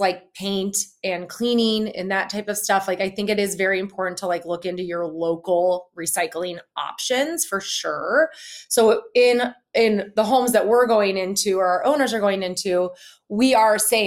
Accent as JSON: {"language": "English", "region": "Midwest", "country": "United States", "tie": "born or raised there", "said": "We grew up in the Midwest"}